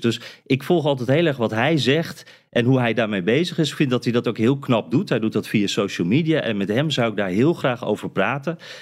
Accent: Friesland, Netherlands; moved away as an adult; now in United States; Ik kom uit Friesland

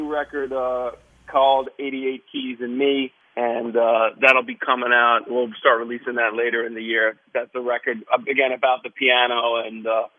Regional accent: New York City, New York, United States; I was born and bred here my whole life here in Manhattan.

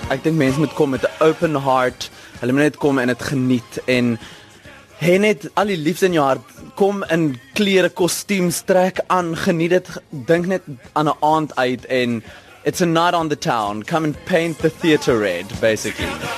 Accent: South Africa; ons as Suid-Afrikaners

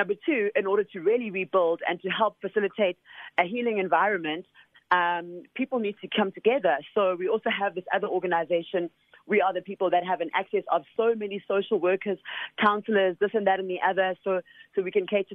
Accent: Soweto, Gauteng, South Africa; I'm a child from originally from Soweto

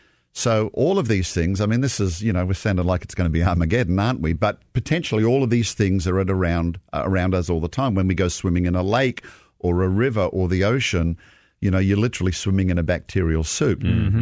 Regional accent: Australia; now in United States; we look at the winter in the Southern Hemisphere, like my home country of Australia

